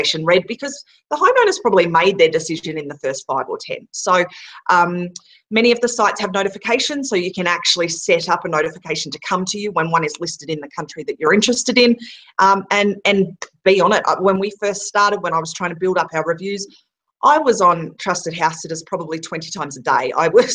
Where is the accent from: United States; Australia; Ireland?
Australia; moved away; we're an Aussie family that's been traveling the world for 18 months